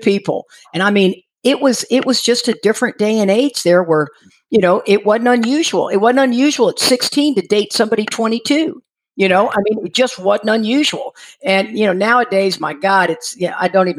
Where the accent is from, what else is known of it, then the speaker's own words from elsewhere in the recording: Houston, Texas, United States; also born or lived in Freeport, Texas; I grew up in Houston and down in Freeport, Texas, down by the coast, Surfside, San Luis Pass, that area.